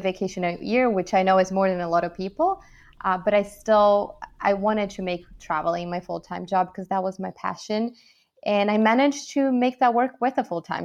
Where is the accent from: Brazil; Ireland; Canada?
Brazil; moved away as an adult; also born or lived in São Paulo, Brazil / Michigan, United States / California, United States / New York, United States; I'm actually from Brazil